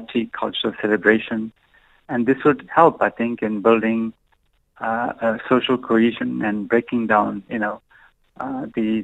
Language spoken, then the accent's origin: English; South Africa; as a South African community